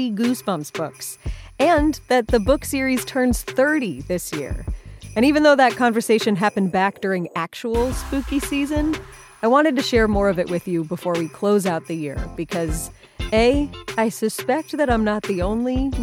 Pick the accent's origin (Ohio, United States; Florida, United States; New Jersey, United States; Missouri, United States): Ohio, United States; Cleveland; I grew up in the Cleveland area